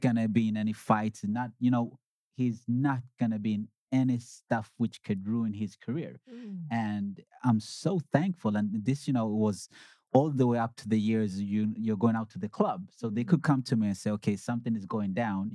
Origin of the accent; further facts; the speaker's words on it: Sweden; also born or lived in Uganda; I was born in Uganda. I came to Sweden in 1987. I was five years then